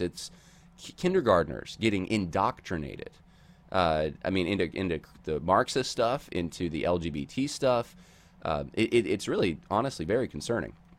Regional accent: Oklahoma, United States; my home state of Oklahoma

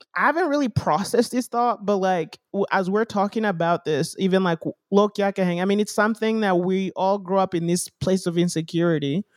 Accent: Kenya; now in United States; growing up in Africa, like, at least in Kenya when we're there

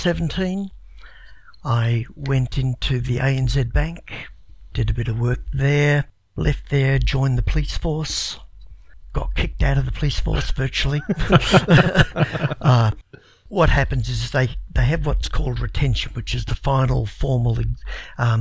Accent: Broadmeadows, Victoria, Australia; also born or lived in England; Grew up in Broadmeadows.

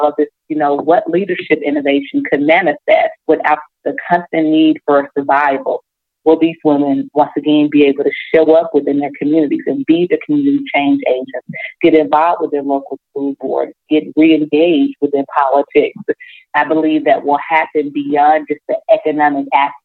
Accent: Jackson, Mississippi, United States; when we moved from the Delta, moved to Jackson

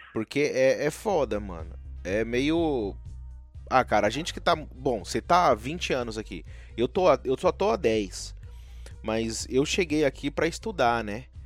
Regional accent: São Paulo, Brazil; now in United States; eu sou de São Paulo

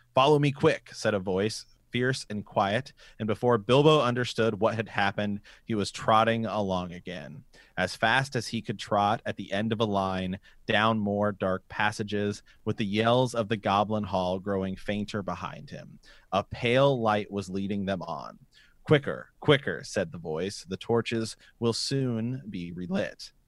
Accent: Ohio, United States; we're from Ohio

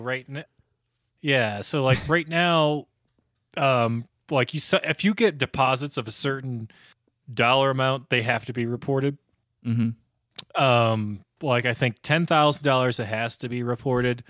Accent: Northeast, United States; now in Colorado, United States; growing up in Northeast

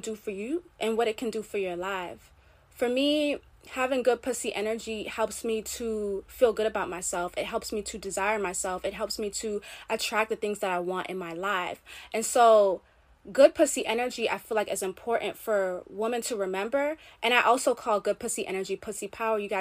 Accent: Jamaica; I'm Caribbean. I'm Jamaican.

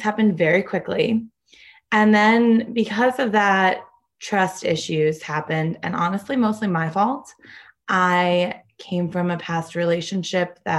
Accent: Connecticut, United States; moved away as an adult; also born or lived in Chicago; now in Denver, United States; I am originally from Connecticut, but I moved out to Chicago for my doctorate

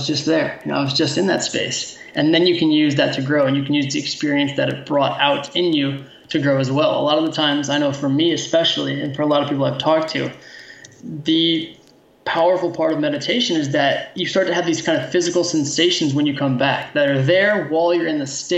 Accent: United States; being an American who was raised by a teacher

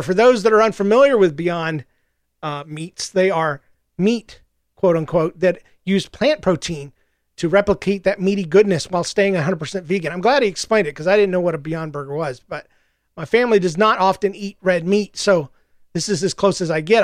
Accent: the South, United States; I'm from the South, and we don't believe in cremation in the South.

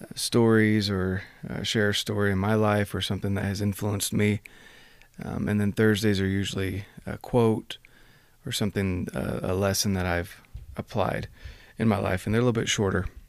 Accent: United States

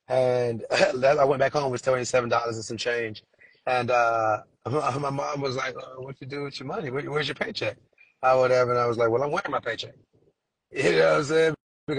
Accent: Trinidad & Tobago; born there; I was born in Trinidad. Let me take it back to my roots.

